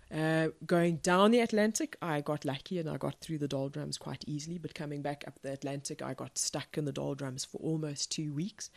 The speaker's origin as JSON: {"language": "English", "town": "Pretoria", "region": "Gauteng", "country": "South Africa", "tie": "born or raised there", "said": "I was born in Pretoria in South Africa, which is, uh, not on the coast"}